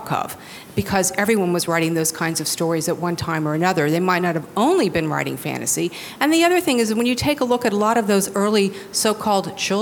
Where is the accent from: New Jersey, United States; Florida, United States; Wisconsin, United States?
Florida, United States; Miami; moved away; I grew up here in Miami, so it's so nice to come back to my hometown